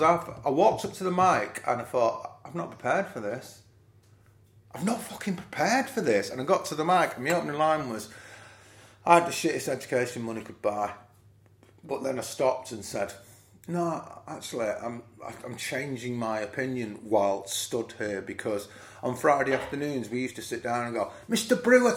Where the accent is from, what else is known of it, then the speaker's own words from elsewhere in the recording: Nottingham, East Midlands, United Kingdom; I grew up around City's Ground, so I used to mine cars, I used to deliver papers.